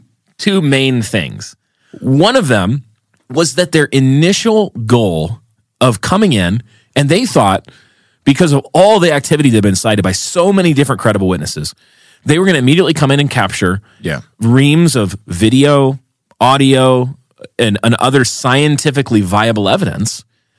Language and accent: English; Atlanta, Georgia, United States; now in Utah, United States; my hometown, Atlanta